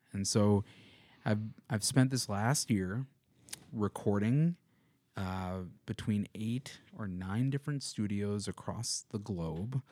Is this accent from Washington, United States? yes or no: no; Madison, Wisconsin, United States; now in Missoula, United States; I'm from Madison, Wisconsin